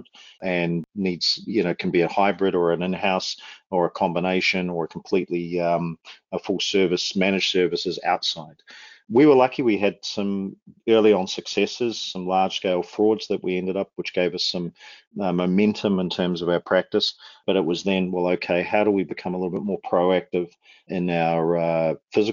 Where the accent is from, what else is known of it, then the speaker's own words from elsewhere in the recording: Wellington, New Zealand; moved away as an adult; also born or lived in Auckland, New Zealand; now in Calgary, Canada; I was born and raised in Wellington in New Zealand, moved to Auckland when I just finished high school, or college, as we call it down there.